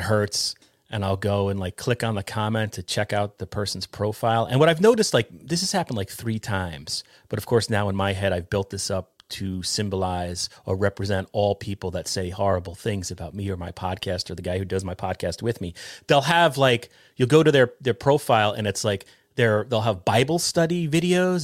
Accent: New York, United States; we grew up together in New York

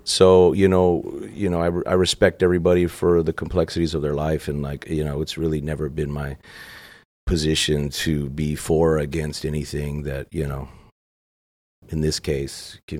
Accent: Brownsville, Texas, United States; I grew up in Brownsville, Texas, which is like North Mexico. Doesn't get any more south than that. So you're right there by Matamoros.

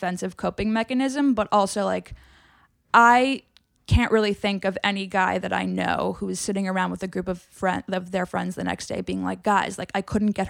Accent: New York, United States; like growing up in New York, like you've a lot of guy friends and like, as do I.

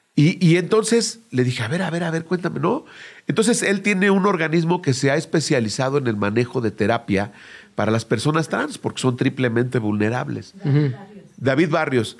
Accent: Mexico; como clásico mexicano desobediente

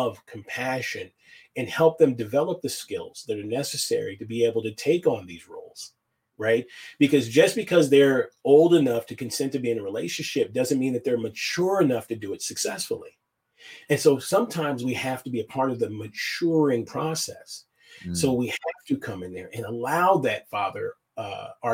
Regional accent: United States; as an American

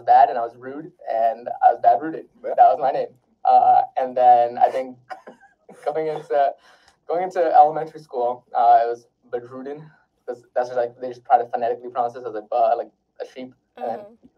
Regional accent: Pasadena, California, United States; also born or lived in Wisconsin / North Carolina / Oregon; I was born in Wisconsin, moved to North Carolina, moved to Oregon, but I grew up most of my life in California

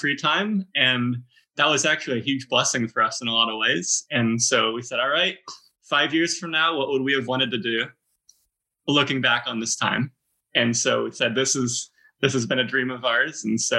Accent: Northern Virginia, United States; We're from the Washington, D.C. area. If you're familiar with Mid-Atlantic geography, we're from Northern Virginia, so maybe half an hour outside of D.C. We lived pretty close to each other growing up

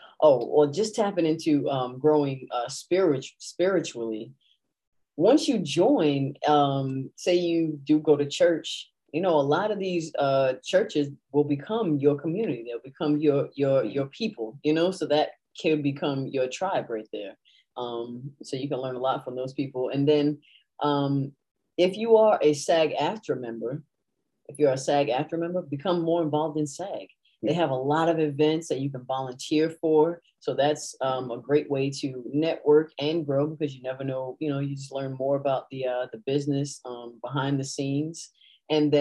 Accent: Rhode Island, United States; I'm from Rhode Island

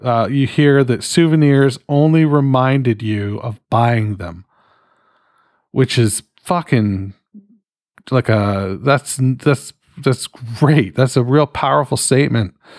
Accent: Canada; I'm fucking Canadian

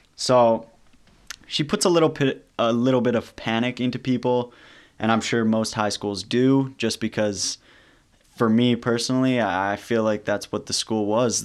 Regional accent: St. Albert, Alberta, Canada; my hometown, which is Saint Albert.

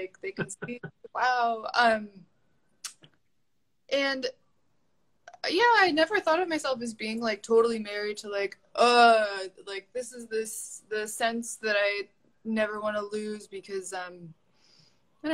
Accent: New England, United States; I'm from New England. That's, like, all anyone does there. And subsistence hunting.

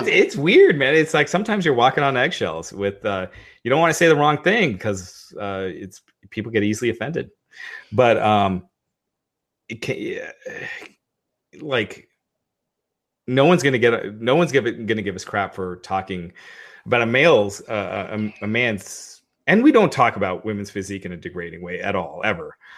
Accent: United States; I was born in the States, but I'm, I'm of Indian descent

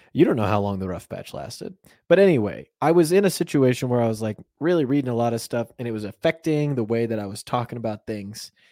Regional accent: United States; we're Americans

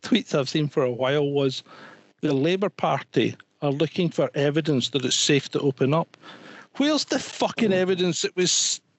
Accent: Scotland, United Kingdom; moved away as an adult; also born or lived in Hong Kong; I'm a Scotsman.

